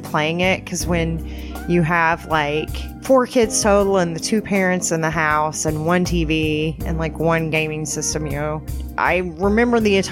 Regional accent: Oklahoma, United States; also born or lived in California; I have grown up in Oklahoma. I was born in California, but as a wee baby, we moved to Oklahoma. So I've spent most of my life in Oklahoma

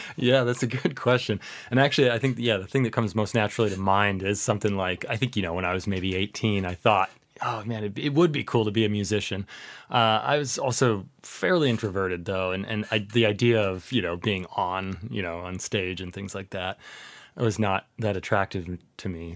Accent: Seattle, Washington, United States; moved away as an adult; also born or lived in Oxford, United Kingdom; now in Ohio, United States; I grew up in the Seattle area

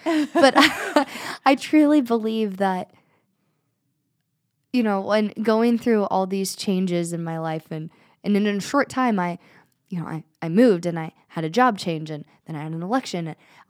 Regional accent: United States; born or raised there

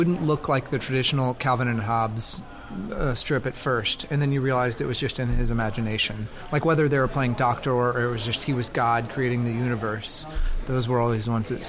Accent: Dallas, Texas, United States; Yeah, I grew up in the center of Dallas in a little area called Town Creek

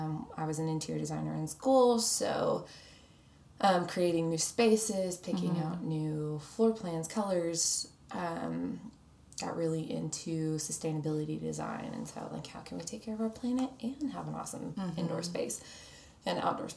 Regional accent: Arkansas, United States; now in Dallas, United States; I live here in Dallas. Down the street with my two dogs. And I grew up in Arkansas. And so Dallas is fairly new. I've been here for 5 years.

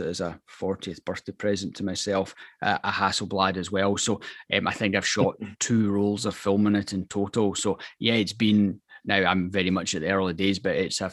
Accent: Scotland, United Kingdom; as a Scotsman

